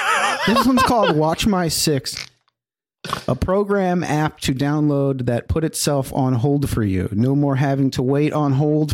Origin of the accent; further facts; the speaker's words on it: Reading, Pennsylvania, United States; Sorry. And I'm from Reading, Pennsylvania.